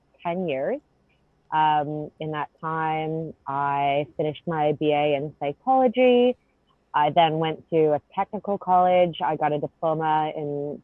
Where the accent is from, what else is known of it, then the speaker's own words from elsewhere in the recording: Canada; moved away; I'm Canadian